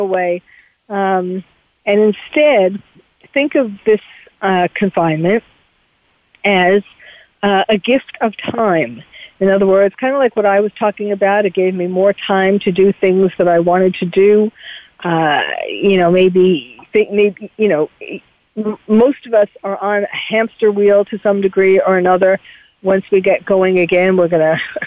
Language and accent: English; New York, United States; accent: New York; my New York accent